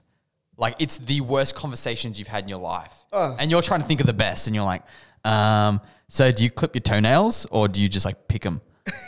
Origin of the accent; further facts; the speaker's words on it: Australia; now in United States; being Australian